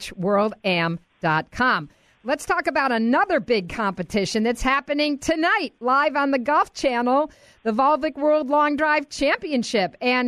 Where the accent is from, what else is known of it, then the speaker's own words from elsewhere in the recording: Rochester, United States; my hometown of Rochester